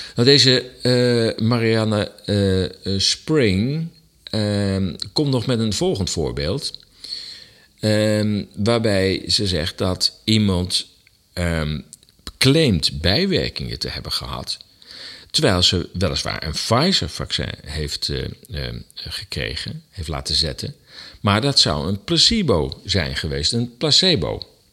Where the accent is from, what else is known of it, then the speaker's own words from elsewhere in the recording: Netherlands; wij als Nederlanders